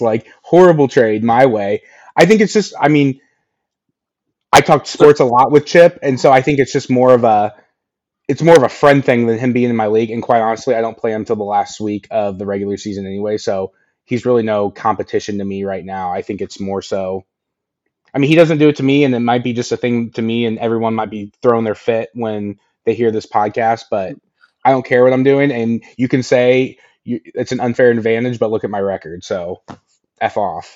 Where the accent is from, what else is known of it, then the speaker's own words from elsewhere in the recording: Indiana, United States; I'm from Indiana.